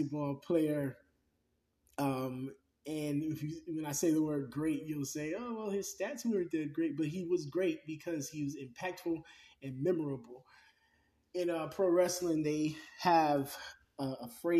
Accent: Cleveland, Ohio, United States; I'm a guy from Cleveland, Ohio

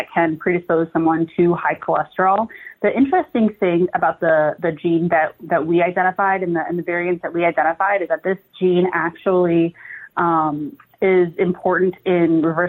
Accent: Ohio, United States; I'm born and bred in Ohio

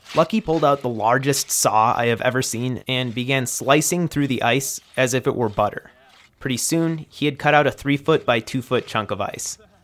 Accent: Midwest, United States; as a Midwesterner

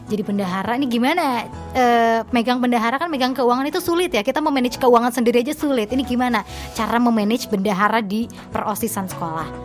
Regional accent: Bandung, West Java, Indonesia; Uh, aku kan sendiri orang Bandung nggak tahu nih letaknya di mana gitu di SMKN Pertanian Karawang ini.

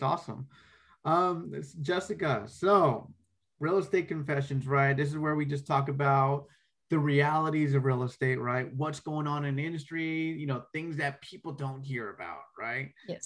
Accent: Rialto, California, United States; I actually grew up in that area.

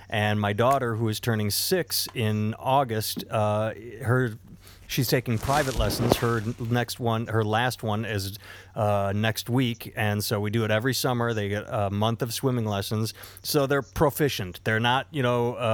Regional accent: Iowa, United States; I grew up in Iowa.

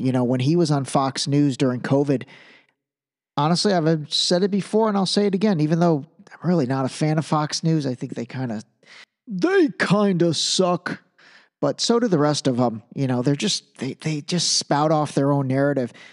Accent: Iran; moved away; I was born in Iran.

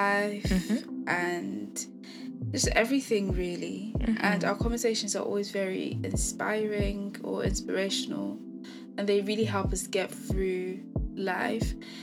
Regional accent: Nigeria; now in England; I'm Nigerian and I live in England.

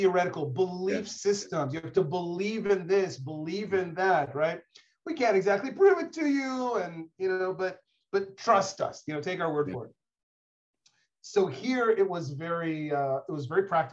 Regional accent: Los Angeles, California, United States; moved away as an adult; now in Israel; I grew up in Los Angeles

